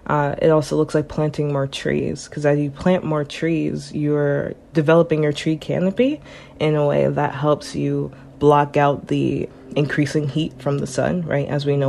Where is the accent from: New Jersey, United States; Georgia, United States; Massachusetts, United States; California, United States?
New Jersey, United States; So when I first moved to Connecticut, I'm originally from New Jersey, I lived in Ansonia and then Trumbull.